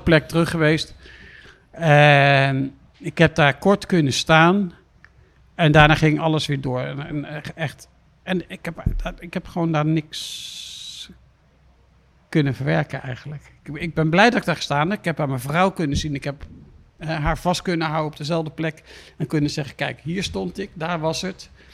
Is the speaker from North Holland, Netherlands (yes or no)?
no; The Hague, South Holland, Netherlands; ik kom hier uit Den Haag vandaan. Ik was een straatschoffie